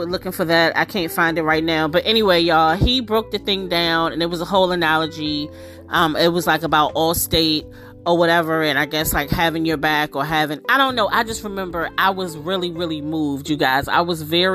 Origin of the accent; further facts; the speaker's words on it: United States; I'm from DC/Maryland. I live, you know, I'm from the DMV area.